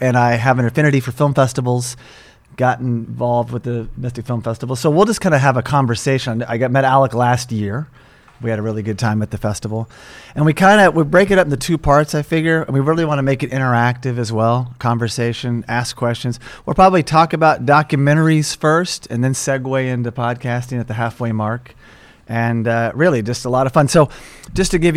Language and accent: English; Tulsa, Oklahoma, United States; moved away as an adult; also born or lived in Los Angeles; I'm from Oklahoma, Tulsa, Oklahoma